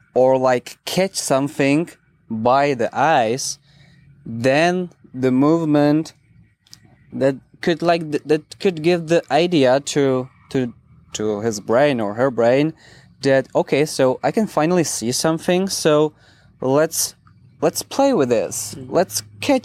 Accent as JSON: {"language": "English", "country": "Czechia", "said": "I'm coming from Czech Republic"}